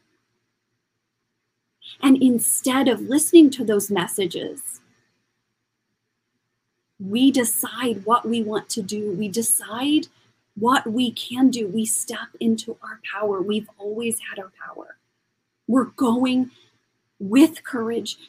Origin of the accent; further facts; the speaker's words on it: Kansas, United States; moved away; also born or lived in New York / Paris; I'm from Kansas and when I moved to New York